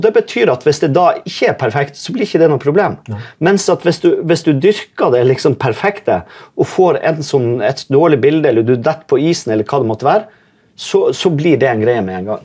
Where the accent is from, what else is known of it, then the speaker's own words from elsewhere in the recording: Vesterålen, Nordland, Norway; jeg er jo fra Vesterålen